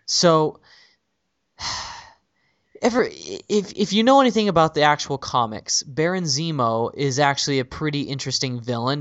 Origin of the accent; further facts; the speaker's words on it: San Jose, California, United States; my hometown is San Jose